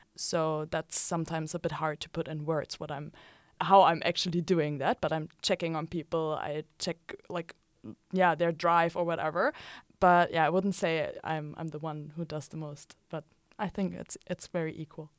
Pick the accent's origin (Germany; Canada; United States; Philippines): Germany; now in Utrecht, Netherlands; I'm from Germany